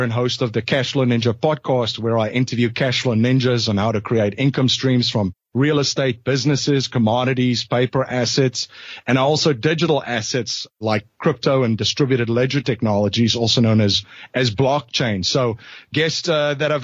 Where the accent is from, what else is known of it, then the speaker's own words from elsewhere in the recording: South Africa; moved away as an adult; now in United States; I'm originally from South Africa, so I came to the United States